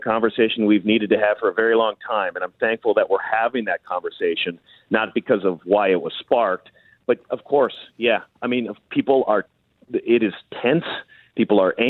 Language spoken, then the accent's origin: English; Minnesota, United States; I grew up here in Minnesota